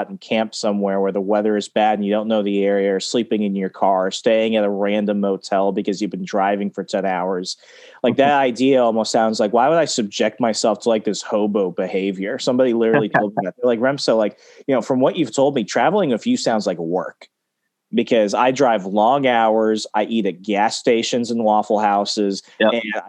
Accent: Texas, United States; growing up there, even growing up in Texas, while I never went into Mexico, you have to know what's going on there

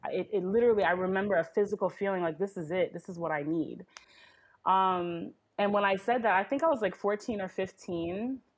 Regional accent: New York, United States; I am a first generation American, born and raised in New York. Uh, to a Trinidadian family.

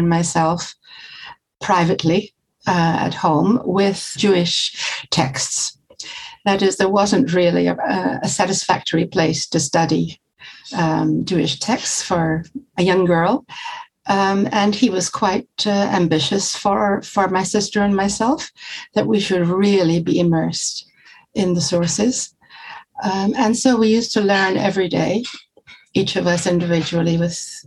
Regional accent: Glasgow, Scotland, United Kingdom; moved away as an adult; also born or lived in London / Cambridge; now in Israel; I was born in London. My family moved to Glasgow when I was four, and I lived there, Glasgow, Scotland, till I was 18

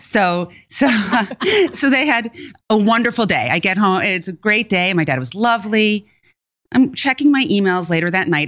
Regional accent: New York City, New York, United States; I'm born and bred in New York City

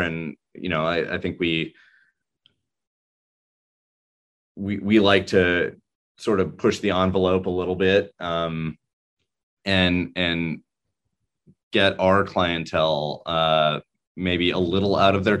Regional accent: Santa Monica, California, United States; moved away as an adult; also born or lived in New York; I moved back to California, which is my home state. I grew up in Santa Monica here

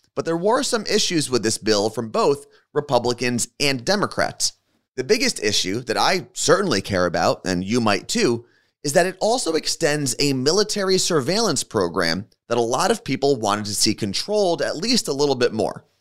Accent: New Jersey, United States; someone who was born and raised in New Jersey.

